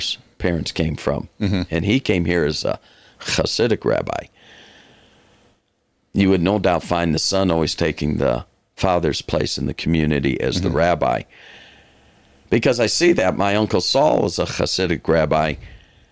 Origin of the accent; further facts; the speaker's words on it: Detroit, Michigan, United States; now in Fort Worth, United States; I was born and raised in Detroit